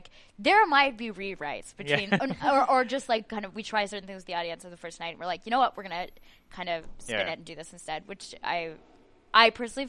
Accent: Edmonton, Alberta, Canada; moved away as an adult; now in Montreal, Canada; I'm from Edmonton, and I moved here to do the playwriting program at the National Theatre School of Canada.

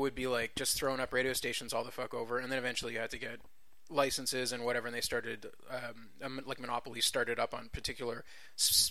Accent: Canada

